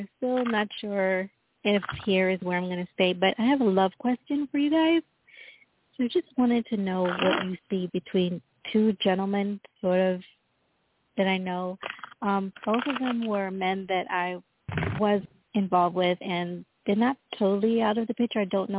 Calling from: Florida, United States; I'm calling from Florida currently.

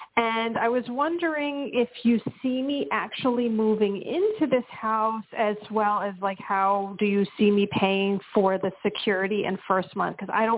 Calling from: Pennsylvania, United States; from Pennsylvania as well.

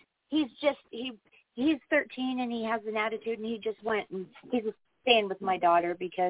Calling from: Wyoming, United States; I'm calling from Wyoming

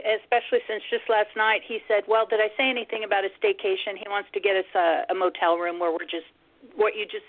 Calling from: Nebraska, United States; I'm great, thanks. I'm in Nebraska.

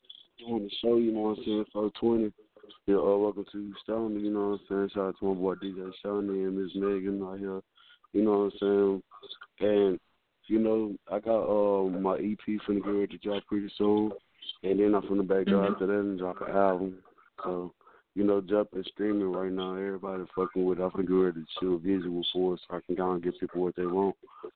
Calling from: Houston, Texas, United States; I'm calling from Houston, Texas. Field Ward, the Jungle Park.

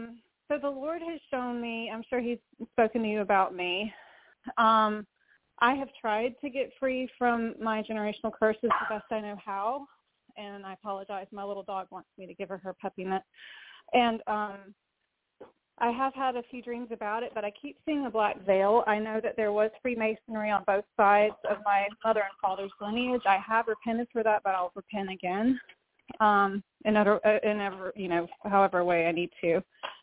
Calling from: Valdosta, Georgia, United States; from Georgia, Valdosta.

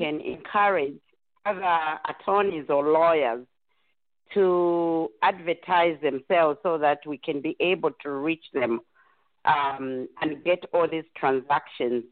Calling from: Dallas, Texas, United States; I'm calling from Dallas

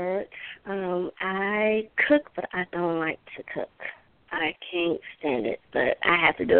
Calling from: Georgia, United States; I'm calling from Georgia.

